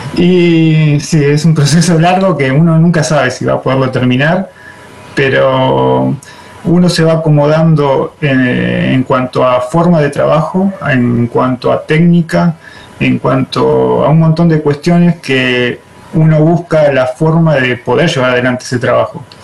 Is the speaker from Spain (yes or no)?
no; La Pampa, Argentina; Yo soy de La Pampa